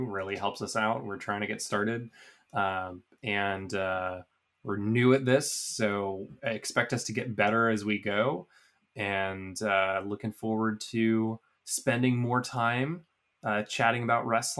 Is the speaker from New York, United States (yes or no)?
no; Boston, Massachusetts, United States; I'm from Boston.